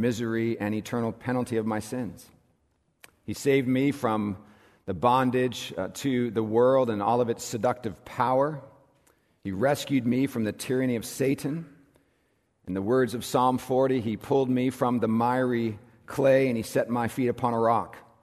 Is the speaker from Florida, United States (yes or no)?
no; California, United States; moved away as an adult; also born or lived in South Carolina; in what is my home state. I am a native Californian